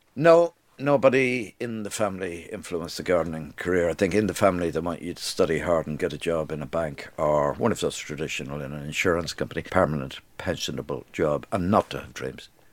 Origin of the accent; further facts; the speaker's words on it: Dublin, Leinster, Ireland; moved away as an adult; also born or lived in London; I was brought up in Dublin in a repressed society